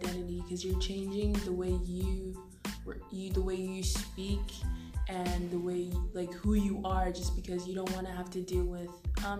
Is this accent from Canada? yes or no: yes; Canada; Growing up in Canada and having your parents like grow up and live in Nigeria